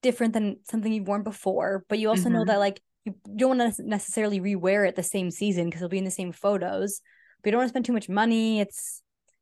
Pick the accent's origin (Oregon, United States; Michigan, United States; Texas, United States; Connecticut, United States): Connecticut, United States; moved away as an adult; also born or lived in Massachusetts / New York City; now in Los Angeles, United States; Grew up in Connecticut.